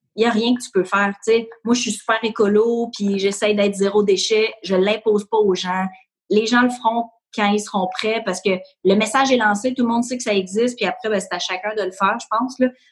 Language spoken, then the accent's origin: French; Ahuntsic, Quebec, Canada; j'ai grandi à Annecy